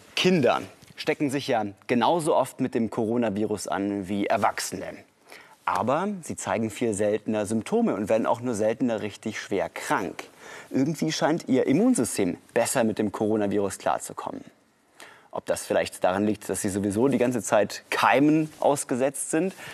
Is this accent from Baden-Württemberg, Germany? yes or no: yes; Tübingen, Baden-Württemberg, Germany; meiner Heimatstadt Tübingen